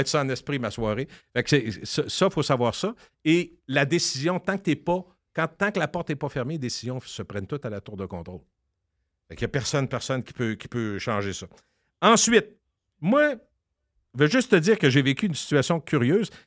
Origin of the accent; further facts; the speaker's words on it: Loretteville, Quebec, Canada; accent: English of Loretteville; mon anglais de Loretteville